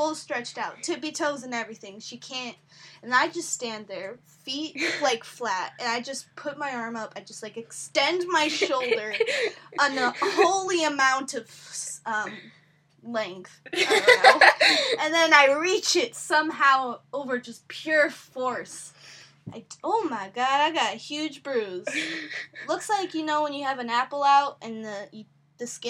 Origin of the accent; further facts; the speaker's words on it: Illinois, United States; we're from Illinois